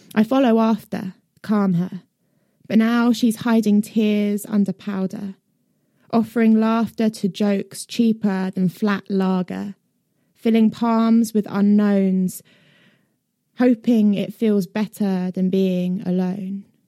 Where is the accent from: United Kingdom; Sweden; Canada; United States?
United Kingdom; also born or lived in northwest London / Brighton; I, did live in northwest London until I was nine, and then I moved to Brighton